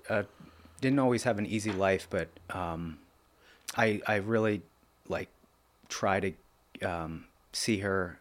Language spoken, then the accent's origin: English; Lebanon, Pennsylvania, United States; the first four years, I grew up on Oak Street, and that was in Lebanon School District